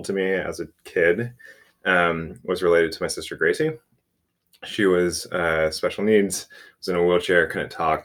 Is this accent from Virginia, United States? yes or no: no; outside of Houston, Texas, United States; I grew up outside of Houston